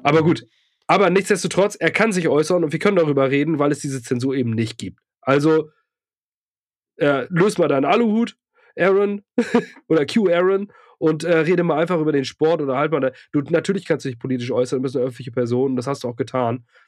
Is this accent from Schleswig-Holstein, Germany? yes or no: yes; Lübeck, Schleswig-Holstein, Germany; now in Ratzeburg, Germany; ich komme ursprünglich aus Lübeck und ähm, also aus dem nördlichen Lübeck